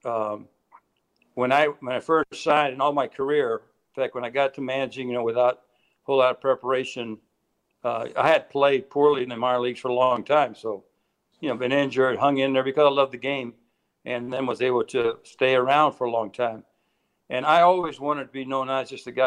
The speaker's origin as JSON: {"language": "English", "town": "Tampa", "region": "Florida", "country": "United States", "tie": "born or raised there", "said": "I was raised in Tampa, Florida"}